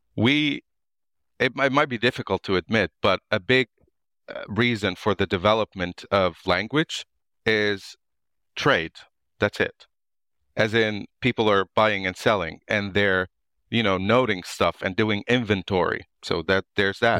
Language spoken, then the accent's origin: English; suburb of Beirut, Beirut Governorate, Lebanon; moved away as an adult; also born or lived in United States; now in Ireland; I was born and raised in the actual Lebanon, so in a suburb of Beirut